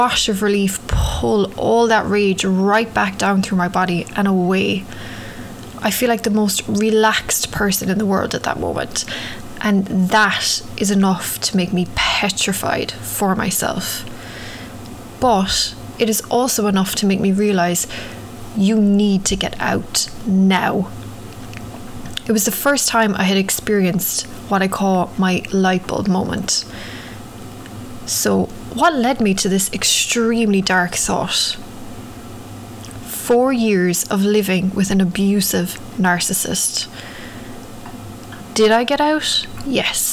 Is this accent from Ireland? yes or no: yes; Ireland; now in New York, United States; growing up in Ireland